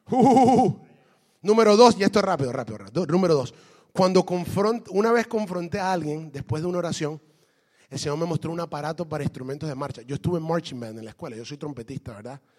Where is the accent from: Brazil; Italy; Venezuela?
Brazil; Le digo, ¿por qué razón? Porque yo soy de Brasil.